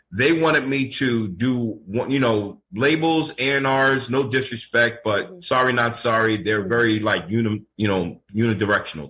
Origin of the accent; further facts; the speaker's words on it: New York City, New York, United States; now in Florida, United States; born in Brooklyn, raised in Queens, and back and forth to Brooklyn.